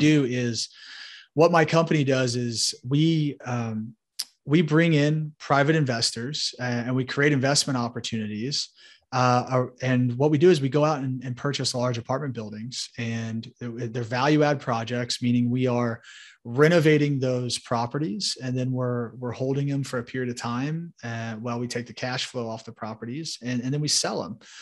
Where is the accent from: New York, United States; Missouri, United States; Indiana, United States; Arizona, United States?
Indiana, United States; Indianapolis; So I grew up in Indianapolis, Indiana uh, you know, right here in the Hoosier State